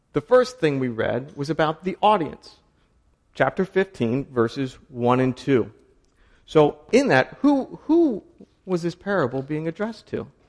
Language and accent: English; Maryland, United States; I grew up in Maryland